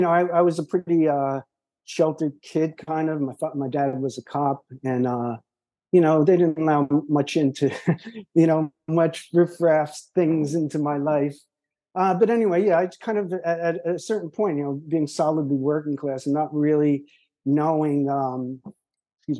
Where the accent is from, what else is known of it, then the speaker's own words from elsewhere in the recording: New Jersey, United States; moved away as an adult; also born or lived in San Francisco; we're all from New Jersey, and they all went to Rutgers